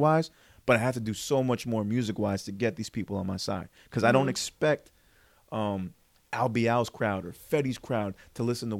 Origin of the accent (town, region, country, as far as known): Parsippany, New Jersey, United States